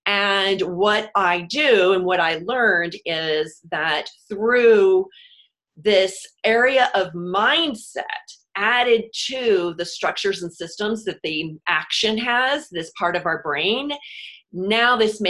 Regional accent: Houston, Texas, United States; moved away; also born or lived in New York City; I'm from Houston originally, so living through hurricanes, and then lived in New York City

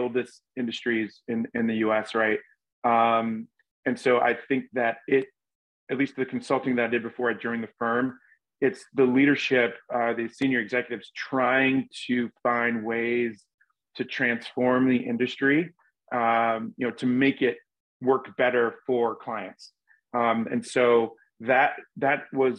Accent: Charleston, South Carolina, United States; moved away as an adult; now in Chicago, United States; I'm originally from Charleston, South Carolina. And I was born and raised there, went to college there

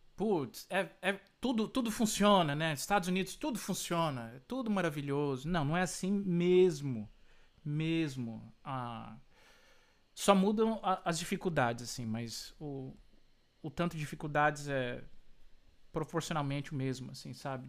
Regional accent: Brazil; also born or lived in Florida, United States; now in United States

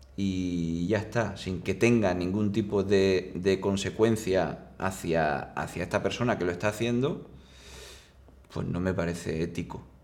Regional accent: Seville, Andalusia, Spain; soy de Sevilla

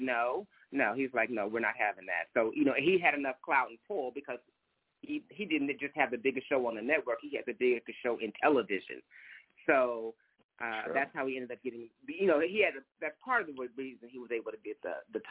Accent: San Francisco, California, United States; moved away as an adult; also born or lived in Oakland / Los Angeles / Georgia; I was born in San Francisco, raised between there and Oakland across the bay

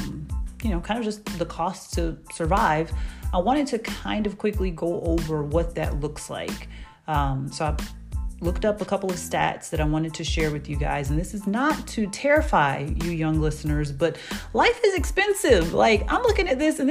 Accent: Atlanta, Georgia, United States; I am from Atlanta and that's where I live.

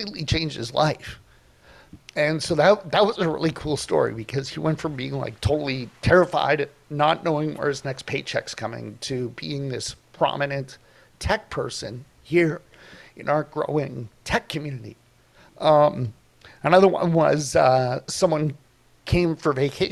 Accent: Toronto, Ontario, Canada; now in Kelowna, Canada; I grew up in Toronto

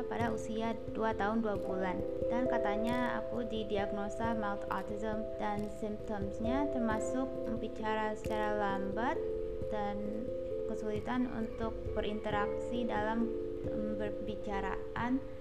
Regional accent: Indonesia; aku tinggal di Indonesia dan aku sendiri dibesarkan di Indonesia jadi ya udahlah pakai bahasa Indonesia aja

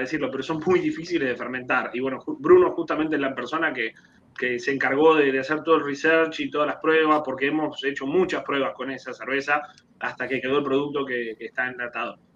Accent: Argentina; moved away as an adult; also born or lived in Germany; now in Puerto Rico; Argentina, del barrio Casero, de donde soy yo

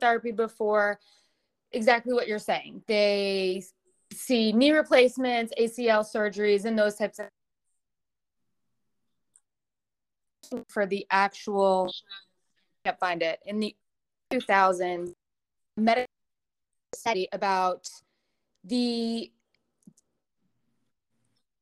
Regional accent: New York, United States; moved away as an adult; now in Connecticut, United States; I'm originally from New York, but I now live in the great state of Connecticut

